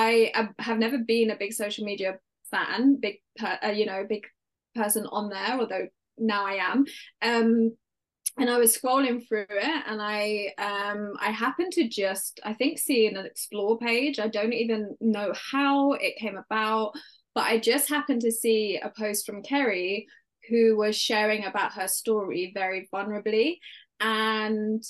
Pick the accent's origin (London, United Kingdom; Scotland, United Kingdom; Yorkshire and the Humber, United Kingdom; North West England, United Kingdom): London, United Kingdom; accent: British; I grew up in London in the UK and I'm an only child